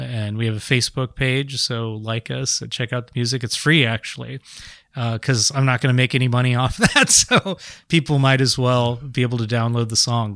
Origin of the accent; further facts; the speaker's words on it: San Jose, California, United States; I grew up in San Jose